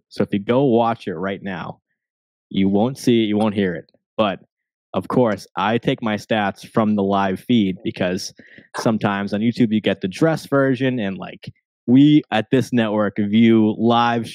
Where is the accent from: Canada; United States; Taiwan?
United States; Boston, Massachusetts; my hometown